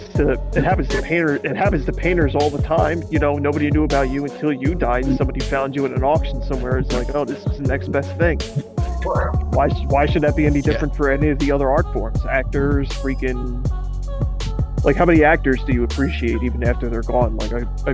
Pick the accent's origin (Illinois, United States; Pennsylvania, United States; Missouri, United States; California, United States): Pennsylvania, United States; Philadelphia; moved away as an adult; now in New Jersey, United States; I'm straight Philly boy.